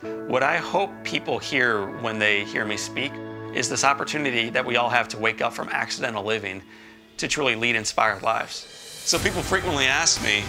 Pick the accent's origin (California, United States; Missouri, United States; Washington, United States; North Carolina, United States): Missouri, United States; St. Louis; I grew up in St. Louis. I live in St. Louis, have four babies